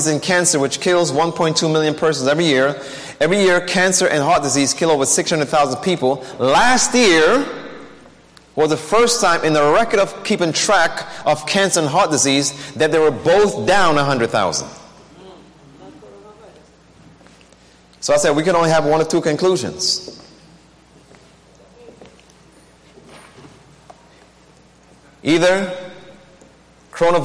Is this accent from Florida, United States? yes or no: no; New York City, New York, United States; I grew up in New York